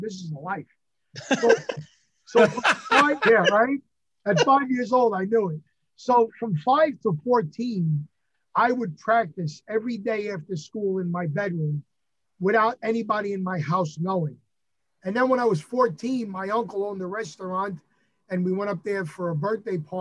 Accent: New York, United States; accent: New York; I am New York born and bred, very proud of it

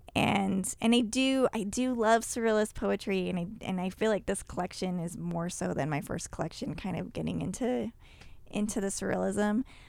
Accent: Utah, United States; I grew up in Utah too

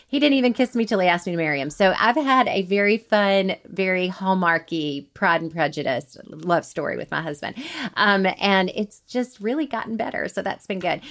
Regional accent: Montgomery, Alabama, United States; moved away as an adult; now in Huntsville, United States; I was raised in Montgomery and never moved at all till I met him

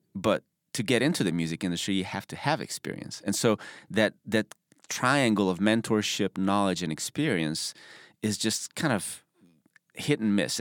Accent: Budapest, Hungary; moved away as an adult; also born or lived in Arkansas, United States; now in United States; I'm from Budapest, Hungary

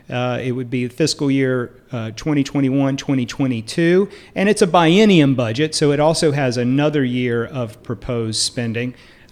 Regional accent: Duplin County, North Carolina, United States; I am from Duplin County, North Carolina, and we have great grapes down there.

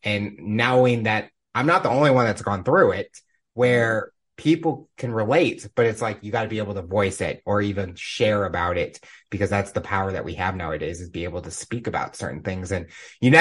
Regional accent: St. Louis, Missouri, United States; I come from St. Louis and Blues was everything for me. My dad played hockey. I grew up as a season ticket holder.

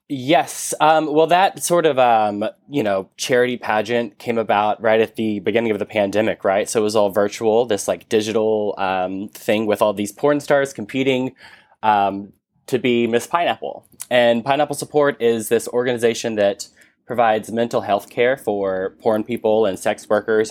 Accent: Texas, United States; I'm from Texas.

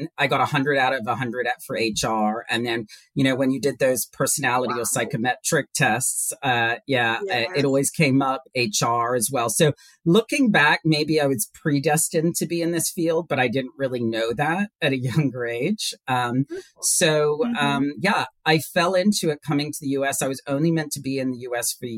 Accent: Hong Kong; moved away as an adult; now in United States; is British, and my father is Swiss, but I was born and raised in Hong Kong

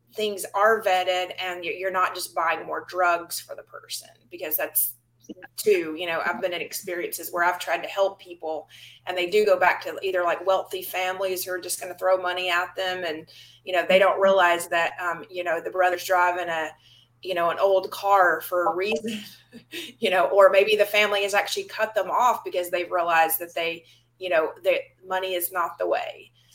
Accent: Georgia, United States; moved away; my own former backyard where I grew up in Georgia.

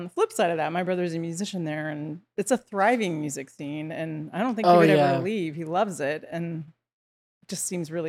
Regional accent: California, United States; now in Los Angeles, United States; I'm from the San Francisco Bay Area.

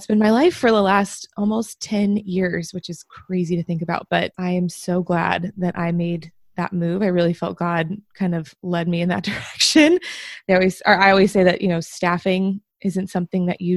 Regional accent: Bay Area, California, United States; moved away; I'm from the Bay Area originally

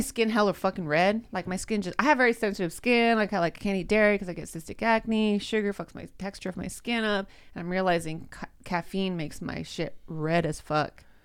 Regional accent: Modesto, California, United States; I'm from Modesto

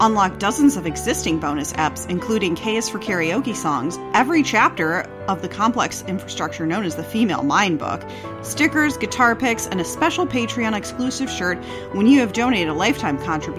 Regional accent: Florida, United States; now in Los Angeles, United States; I am from Florida.

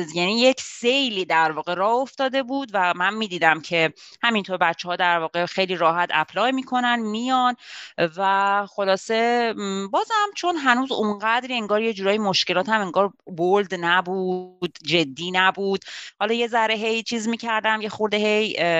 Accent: Tehran, Tehran Province, Iran; moved away as an adult; now in Laval, Canada; حدود پنج سال و نیمه که از ایران تهران اومدم کانادا

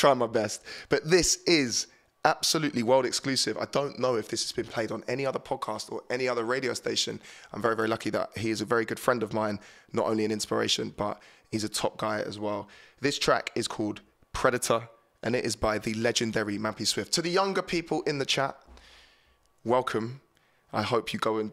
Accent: Horsham, South East England, United Kingdom; the town that I grew up in Horsham Town

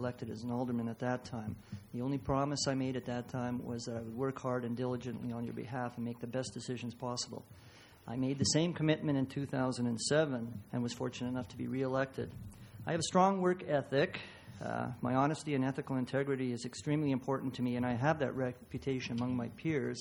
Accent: Lethbridge, Alberta, Canada; also born or lived in Yugoslavia; I was born in Yugoslavia. I arrived in Lethbridge with my parents on July 1, 1957. I received all of my schooling here

